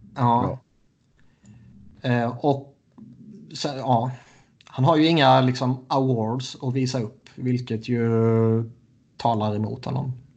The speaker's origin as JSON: {"language": "Swedish", "country": "Sweden", "said": "som svensk"}